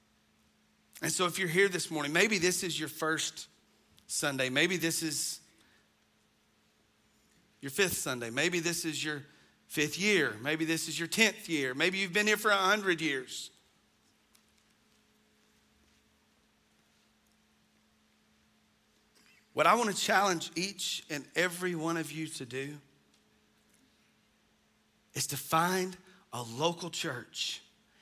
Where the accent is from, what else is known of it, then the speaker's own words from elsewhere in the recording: United States; growing up in the North Hall community